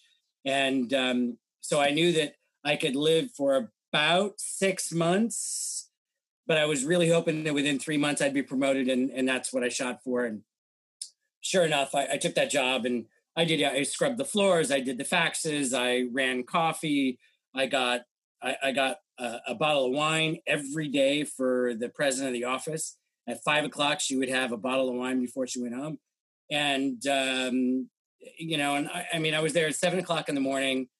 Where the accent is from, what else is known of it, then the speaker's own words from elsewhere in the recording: Omaha, Nebraska, United States; as a kid growing up in Omaha, Nebraska